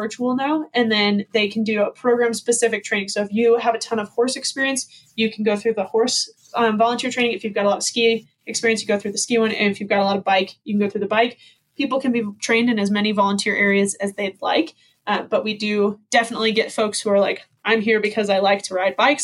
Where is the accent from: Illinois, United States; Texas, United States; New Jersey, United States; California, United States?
Illinois, United States; outside Chicago; now in Park City, United States; I grew up outside Chicago